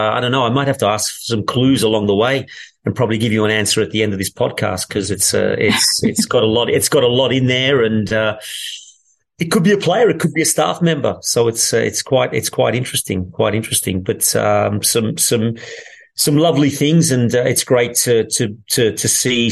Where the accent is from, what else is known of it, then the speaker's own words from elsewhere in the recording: Melbourne, Victoria, Australia; moved away as an adult; also born or lived in England; now in Turin, Italy; growing up in Australia